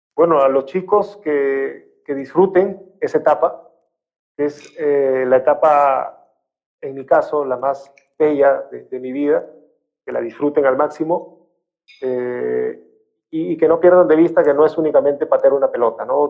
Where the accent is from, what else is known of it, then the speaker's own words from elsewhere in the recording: Piura, Peru; Mi tierra